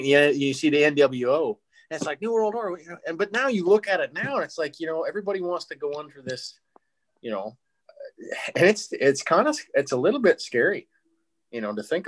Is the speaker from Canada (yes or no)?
yes; Saskatchewan, Canada; born or raised there; moved away as an adult; now in United States